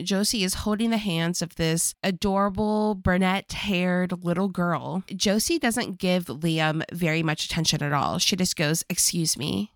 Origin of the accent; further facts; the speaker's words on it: Virginia, United States; accent: country bumpkin; moved away; when I go back home to Virginia